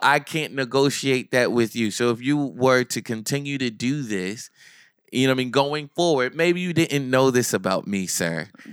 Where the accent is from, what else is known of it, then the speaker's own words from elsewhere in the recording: Asbury Park, New Jersey, United States; also born or lived in Neptune, New Jersey; I'm from Asbury, I'm from Neptune